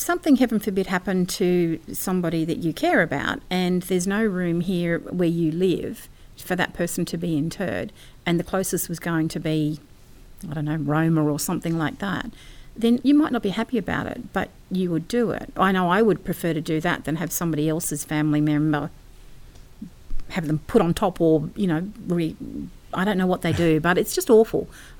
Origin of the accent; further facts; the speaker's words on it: Papua New Guinea; I grew up in New Guinea, and we used to go up past the trail to the beginning of Kokoda.